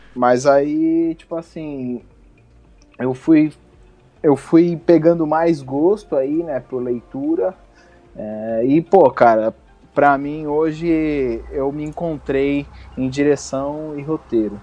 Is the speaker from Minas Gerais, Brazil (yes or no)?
no; Guarujá, São Paulo, Brazil; eu, eu sou do Guarujá, litoral de São Paulo.